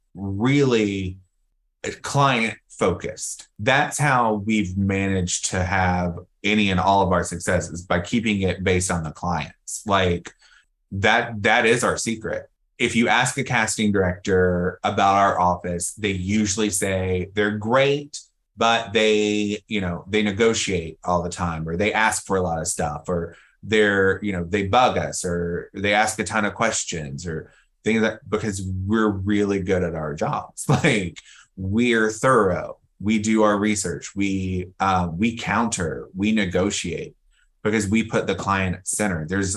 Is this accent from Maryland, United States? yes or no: no; New York, United States; now in Atlanta, US/also=Los Angeles; because we come from New York and have experience in LA.